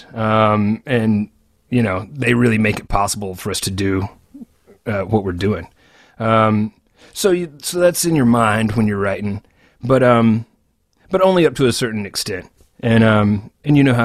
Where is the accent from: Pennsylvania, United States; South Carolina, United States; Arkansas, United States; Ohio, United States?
Arkansas, United States; now in Memphis, United States; another Arkansan like you and me